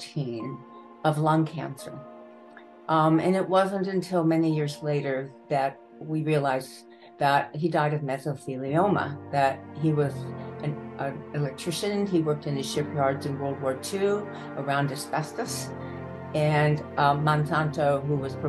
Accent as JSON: {"language": "English", "country": "United States", "tie": "born or raised there", "also_born_or_lived": "Baltimore, Maryland", "moved": "as an adult", "lives_now": "Buffalo, United States", "said": "we moved when I was very young to this farmhouse outside of Washington, D.C."}